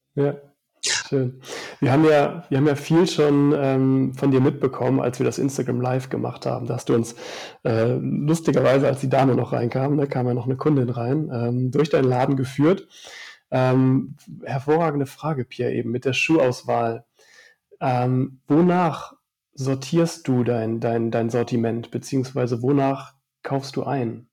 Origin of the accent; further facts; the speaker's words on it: Upper Palatinate, Bavaria, Germany; meine Heimat, die Oberpfalz, ist natürlich bergisch und ich fühle mich da auch einfach wohl